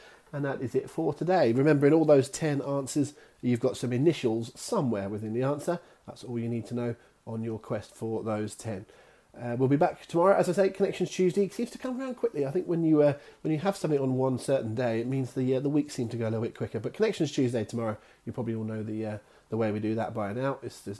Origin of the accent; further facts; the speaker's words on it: Devon, South West England, United Kingdom; accent: Devon; there's my Devon accent on worlds.